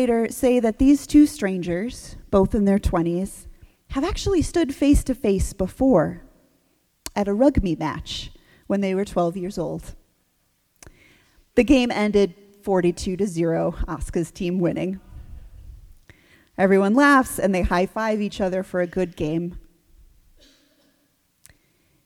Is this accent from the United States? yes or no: yes; New England, United States; growing up in New England